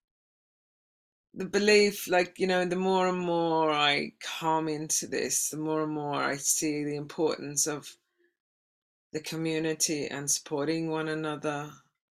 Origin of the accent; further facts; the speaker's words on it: Australia; moved away; being an Aussie